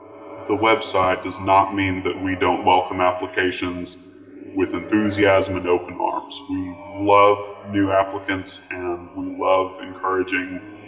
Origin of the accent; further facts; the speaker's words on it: Texas, United States; Well, as you know, I am Texan, and so I am packing that heat.